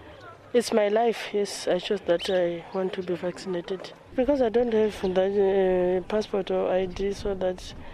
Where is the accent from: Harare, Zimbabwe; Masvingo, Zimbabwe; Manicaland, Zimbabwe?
Manicaland, Zimbabwe; Chipinge; now in South Africa; I'm from Zimbabwe, Chipinge.